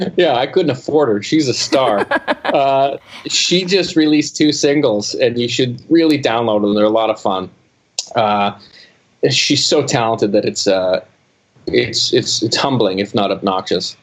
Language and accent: English; Canada; as a Canadian